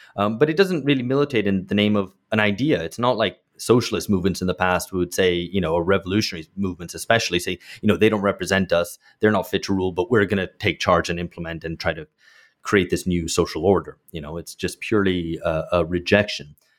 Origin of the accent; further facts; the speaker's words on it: United Kingdom; moved away; I grew up in Britain